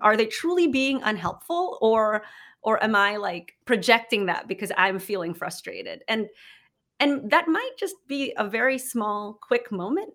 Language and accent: English; Philippines; moved away as an adult; now in United States; I grew up in the Philippines, have been speaking English basically my whole life.